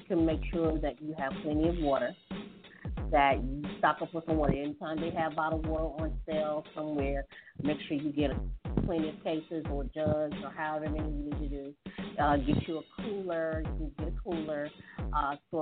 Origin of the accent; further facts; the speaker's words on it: Hattiesburg, Mississippi, United States; my hometown of Hattiesburg